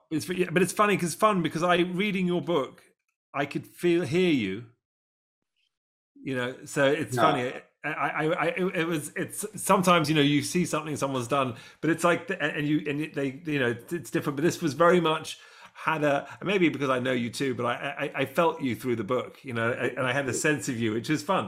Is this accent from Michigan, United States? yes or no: yes; Detroit, Michigan, United States; my accent's fake as well. I'm actually from Detroit, but I don't tell anyone that.